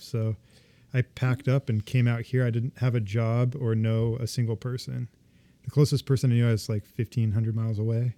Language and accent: English; Ventura, California, United States; also born or lived in Boulder, Colorado; now in Seattle, United States; I grew up in California, just, uh, North L A, Ventura